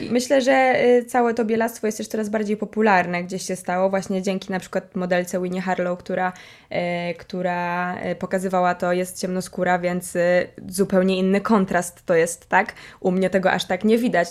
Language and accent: Polish; Poznań, Greater Poland, Poland